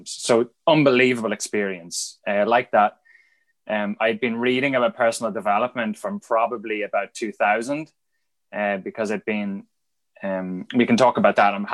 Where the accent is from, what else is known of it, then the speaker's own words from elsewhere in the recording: Dundalk, Leinster, Ireland; is on the train between Dublin and Belfast, I'm Dundalk or somewhere like that.